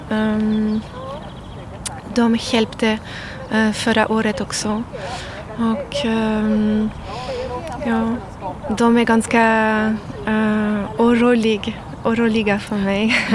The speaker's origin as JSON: {"language": "Swedish", "country": "France", "second_language": "Swedish", "moved": "as an adult", "lives_now": "Sweden", "said": "Jag är från Frankrike."}